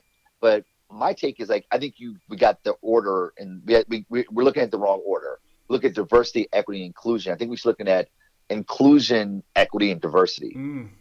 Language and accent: English; Detroit, Michigan, United States; growing up in Detroit, blackest city in the country